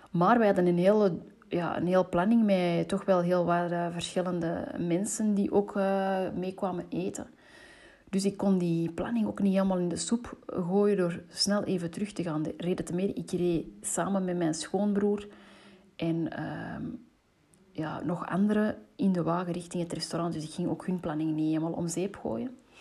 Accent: Antwerp, Flanders, Belgium; ik ben opgegroeid in Antwerpen

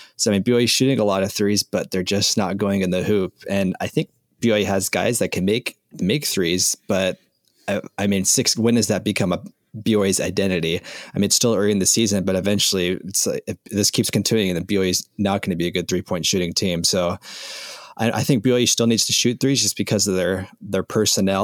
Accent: Las Vegas, Nevada, United States; I grew up in Las Vegas

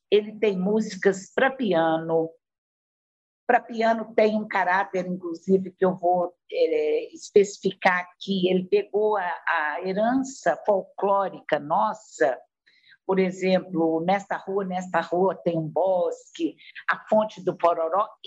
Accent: Brazil

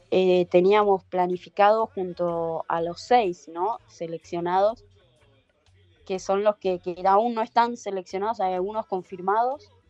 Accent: Argentina; Pero también, ojo, tampoco se crean que es, tan fácil caer como argentinos en patota.

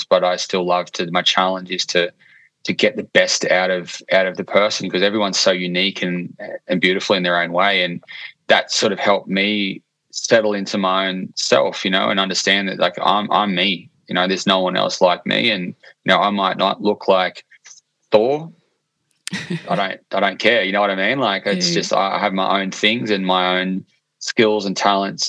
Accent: Port Macquarie, New South Wales, Australia; I'm a creative from Port Macquarie, New South Wales.

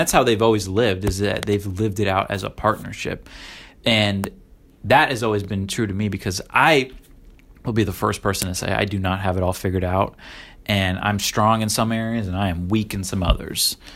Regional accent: Illinois, United States; also born or lived in Florida / Oregon; now in Virginia, United States; I grew up in Florida, Illinois, Oregon, and now Virginia

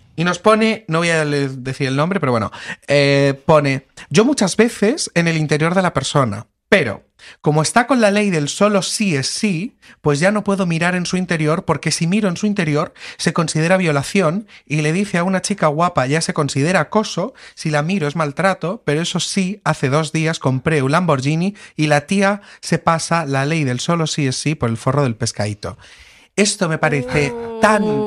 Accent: Lorca, Region of Murcia, Spain; moved away as an adult; now in Madrid, Spain; yo soy de Lorca, que estuvo el terremoto hace unos años

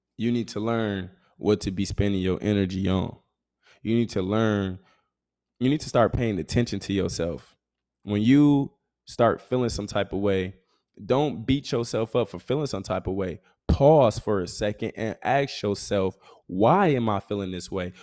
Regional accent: Grand Rapids, Michigan, United States; moved away as an adult; I'm able to now be back in my hometown

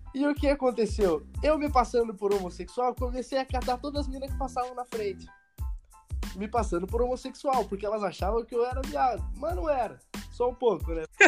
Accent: Curitiba, Paraná, Brazil; sou de Curitiba, Paraná

